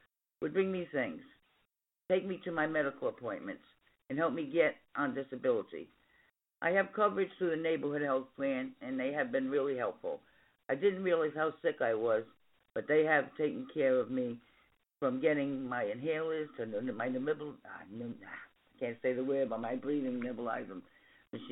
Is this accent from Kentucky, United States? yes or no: no; Woonsocket, Rhode Island, United States; I'm from Woonsocket, Rhode Island.